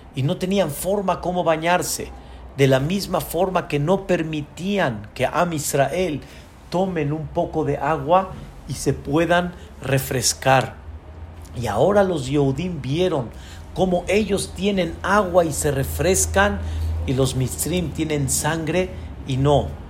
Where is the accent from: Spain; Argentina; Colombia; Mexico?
Mexico; la mentalidad de nuestro país